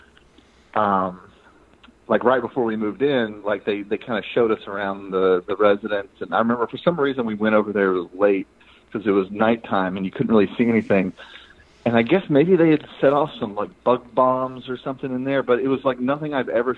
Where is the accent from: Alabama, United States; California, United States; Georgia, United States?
Alabama, United States; Marion; the town I grew up in was about 30 minutes from Selma, Alabama. It's out in the middle of nowhere. It's called Marion, Alabama.